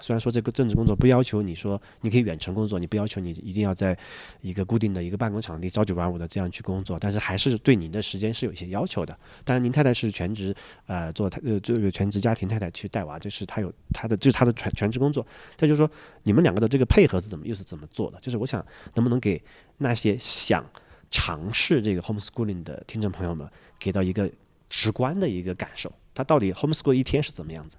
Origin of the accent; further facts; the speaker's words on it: Sichuan, China; moved away; 我的老家，是在四川的一个， 一个小县城的一个乡下